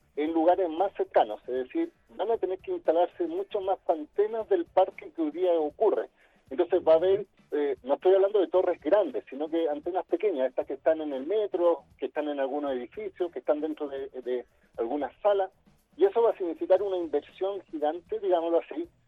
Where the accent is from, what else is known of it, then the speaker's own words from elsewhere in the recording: Chile; como chilenos